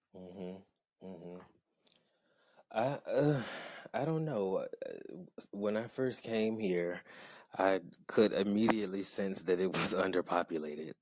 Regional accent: Atlanta, Georgia, United States; also born or lived in Augusta, Georgia; now in Baltimore, United States; I was born uh, in Augusta, Georgia, and I spent my beginning years in a town not far from there, but my family then moved uh, to Atlanta. So all three of those places I call home, but mostly Atlanta, Georgia

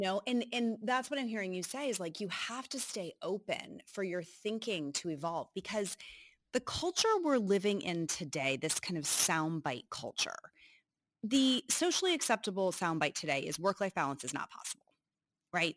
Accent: Northeast, United States; moved away as an adult; now in Cincinnati, United States; I grew up in the Northeast

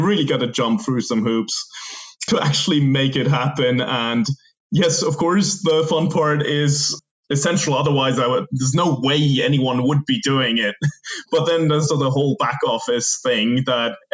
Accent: Switzerland; moved away as an adult; I never spent much more than 3 months in my home country

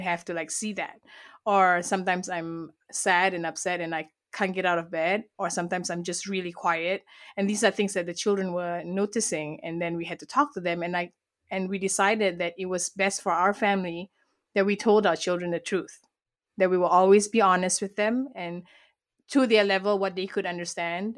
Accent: Malaysia; I was born and raised in Malaysia, and that's where this beautiful accent comes from

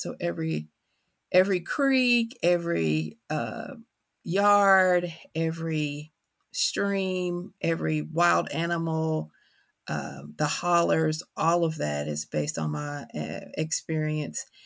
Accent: Kentucky, United States; accent: country; Always been from Kentucky, carry that on my tongue

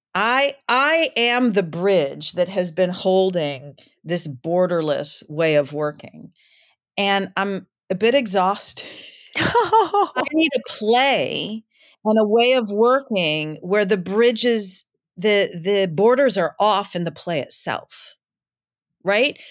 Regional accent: Michigan, United States; now in Brooklyn, United States; I'm from Michigan, and I, um, I live in Brooklyn

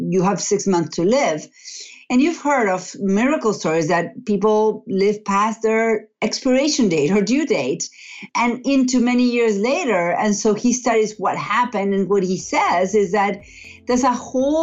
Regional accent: Argentina; moved away as an adult; now in Massachusetts, United States; I'm originally from Argentina. I've been in the U.S. for about 20 years

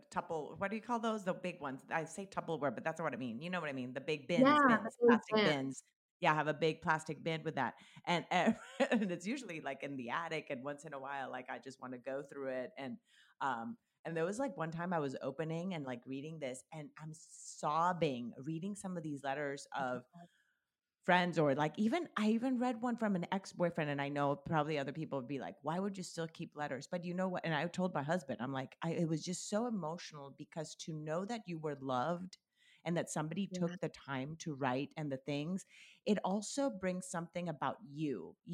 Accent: Colombia; And growing up in Colombia, my grandmother lived in the States and we lived in Colombia.

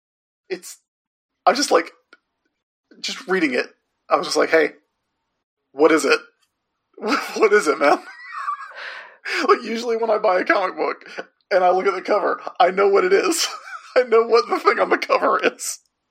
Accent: the South, United States; accent: southern; Where my southern accent really came out for a second.

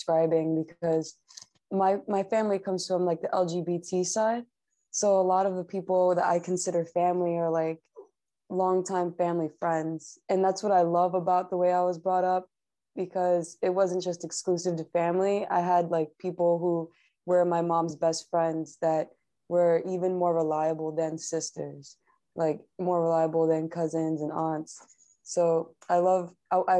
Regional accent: New York, United States; I come from New York

